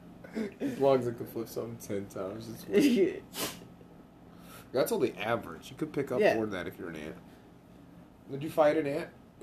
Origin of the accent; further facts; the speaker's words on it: Florida, United States; I'm from Florida